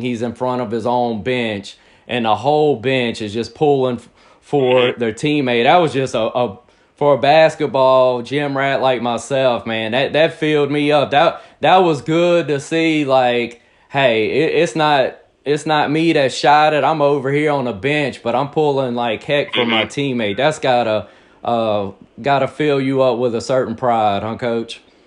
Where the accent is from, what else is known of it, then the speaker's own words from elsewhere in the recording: Picayune, Mississippi, United States; I'm born and raised in Picayune, Mississippi